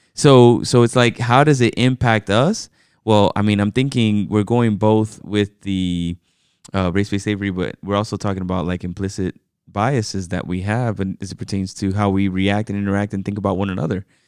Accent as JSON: {"language": "English", "region": "New York", "country": "United States", "tie": "born or raised there", "said": "I was born in New York. You know, I am an American citizen, but my parents are both from the Dominican Republic."}